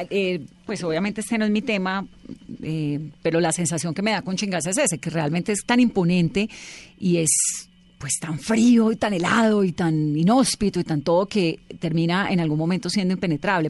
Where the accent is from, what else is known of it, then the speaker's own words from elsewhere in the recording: Cali, Valle del Cauca, Colombia; yo soy caleña